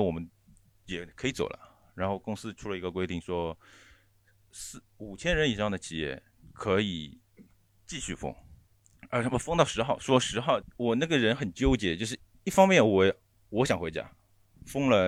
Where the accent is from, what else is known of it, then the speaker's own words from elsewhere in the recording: Shanghai, China; 呃，我我我再插一句，就是我我是来自上海市出名的大宝山区大长城，